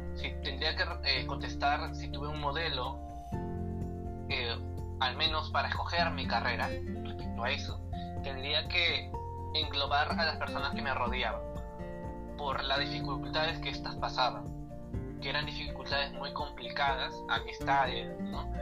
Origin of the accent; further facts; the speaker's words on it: Lima, Peru; soy de Perú, como tú bien dices, y tengo 20 años. Tengo 20 años, eh, nací acá en la capital de mi país, Lima.